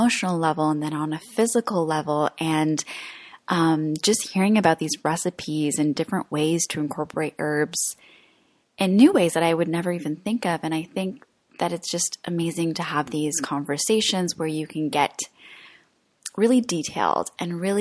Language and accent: English; Croatia; moved away; I'm in my home country right now of Croatia